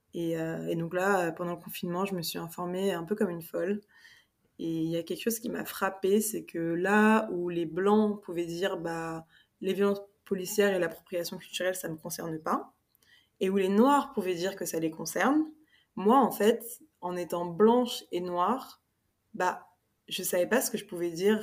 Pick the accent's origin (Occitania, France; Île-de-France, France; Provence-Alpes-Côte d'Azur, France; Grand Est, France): Île-de-France, France; Paris; moved away as an adult; now in Spain; je suis franco-sénégalaise et j'ai grandi à Paris avec ma mère qui est française